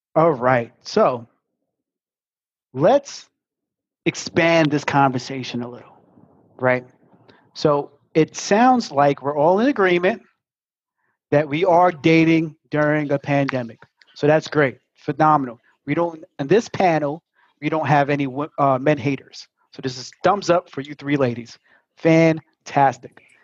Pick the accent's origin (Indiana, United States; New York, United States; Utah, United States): New York, United States; New York City; I'm from Brooklyn